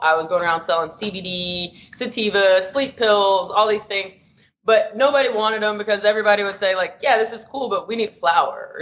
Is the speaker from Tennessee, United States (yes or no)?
yes; Nashville, Tennessee, United States; also born or lived in Los Angeles, California; now in San Francisco, United States; I'm originally from Nashville, Tennessee, currently operating out of San Francisco, California, and LA.